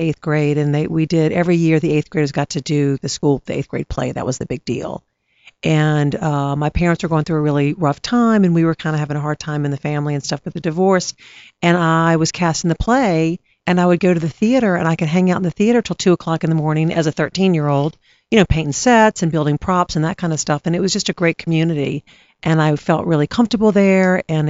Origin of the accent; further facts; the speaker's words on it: Baton Rouge, Louisiana, United States; I grew up in Baton Rouge.